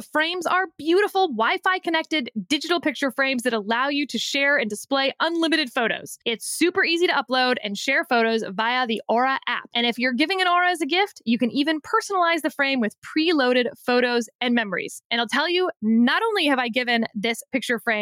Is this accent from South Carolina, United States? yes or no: no; Texas, United States; I'm from Texas